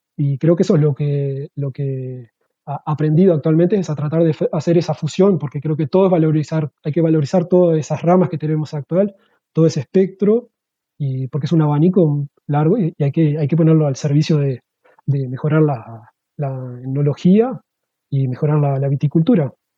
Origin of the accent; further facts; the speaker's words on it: Uruguay; moved away as an adult; now in Switzerland; me fui para Uruguay